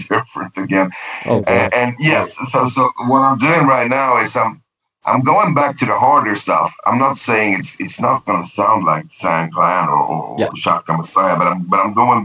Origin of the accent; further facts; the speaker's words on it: Sweden; first language Swedish; English is a second language; I did a native Swedish album, singing in Swedish